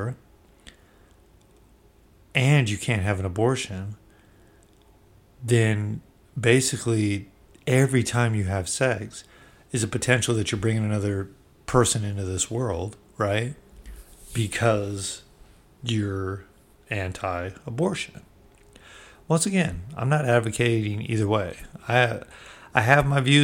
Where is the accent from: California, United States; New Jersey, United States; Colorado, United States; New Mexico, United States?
California, United States; Bay Area; I come from the Bay Area